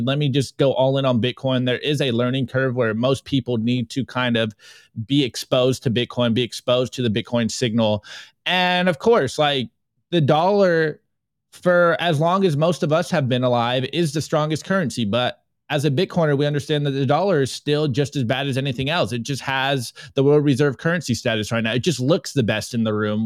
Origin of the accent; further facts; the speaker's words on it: United States; being an American public school student